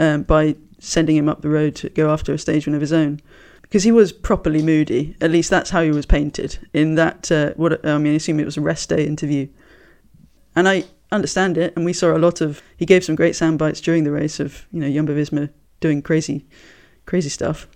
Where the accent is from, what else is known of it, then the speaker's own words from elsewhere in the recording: United Kingdom; I'm British.